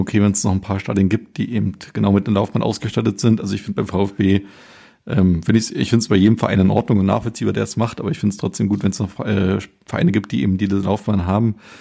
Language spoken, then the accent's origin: German; Germany; also born or lived in America; wir als Deutsche